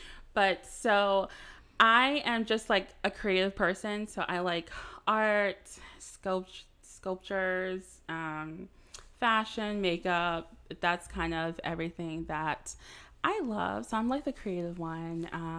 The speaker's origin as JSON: {"language": "English", "region": "Maryland", "country": "United States", "tie": "born there", "lives_now": "Charlotte, United States", "said": "So like I said … I was born in Maryland. We moved down here to Charlotte back in 2005 for the first time"}